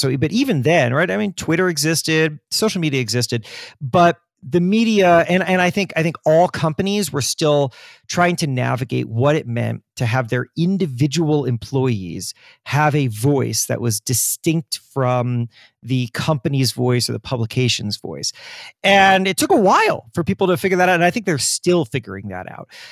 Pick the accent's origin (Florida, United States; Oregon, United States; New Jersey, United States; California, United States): Florida, United States; I grew up in Florida